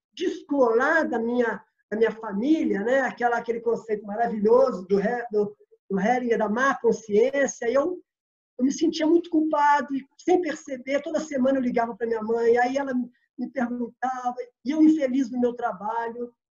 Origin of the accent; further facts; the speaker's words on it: Belo Horizonte, Minas Gerais, Brazil; moved away as an adult; also born or lived in Rio de Janeiro; Eu saí de, de Belo Horizonte, minha terra natal, para morar no Rio um pouco